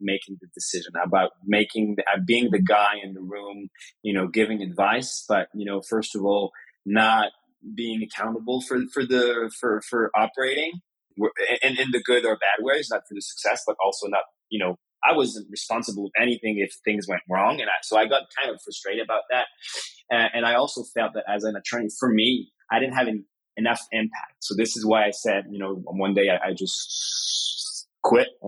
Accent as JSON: {"language": "English", "country": "France", "tie": "born or raised there", "said": "I was born in France, you know, 85. Life was great. My father was an entrepreneur. My mother was American. Grew up like any kid in France"}